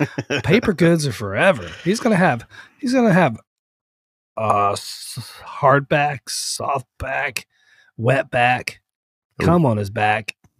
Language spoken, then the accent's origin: English; Vermont, United States; We grew up in Vermont